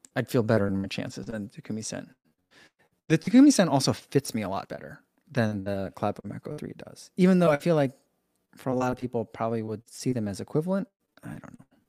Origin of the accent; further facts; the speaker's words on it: United States; being an American